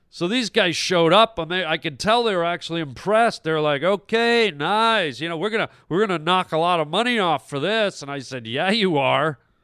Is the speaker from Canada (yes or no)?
yes; Toronto, Ontario, Canada; I grew up in Toronto